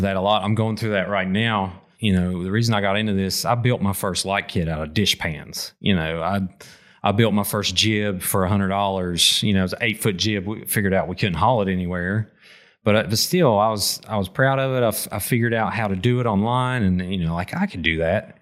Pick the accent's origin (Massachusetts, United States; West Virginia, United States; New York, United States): West Virginia, United States; McDowell County; also born or lived in Wyoming County, West Virginia; I grew up in McDowell